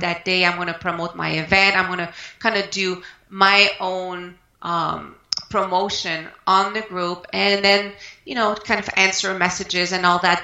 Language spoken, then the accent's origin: English; Canada; moved away as an adult; now in United States; I'm French Canadian Canadian, originally from Canada, and I moved uh, to the United States mm, 12 years ago.